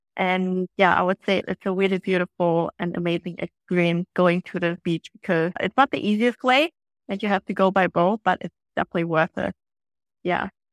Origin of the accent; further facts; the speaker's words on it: Germany; now in Phu Quoc, Vietnam; I come from Germany